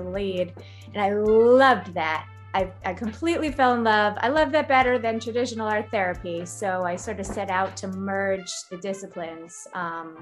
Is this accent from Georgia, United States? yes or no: no; Connecticut, United States; moved away; also born or lived in New York; I'm originally from Connecticut, and I grew up making lots of art